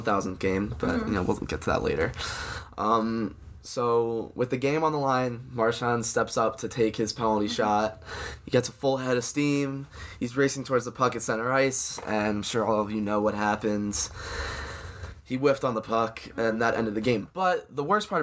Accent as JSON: {"language": "English", "town": "Philadelphia", "region": "Pennsylvania", "country": "United States", "said": "I'm from Philly"}